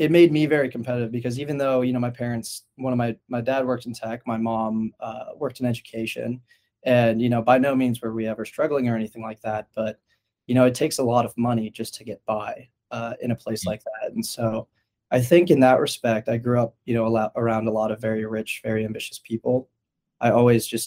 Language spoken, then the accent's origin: English; Palo Alto, California, United States; I grew up in Palo Alto, which is kind of the heart of the Silicon Valley